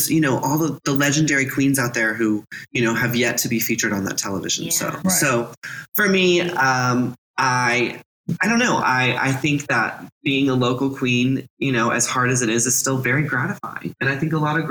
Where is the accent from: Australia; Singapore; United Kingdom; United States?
United States; Texas; moved away; also born or lived in California / Oak Cliff, Dallas, Texas; I grew up in Texas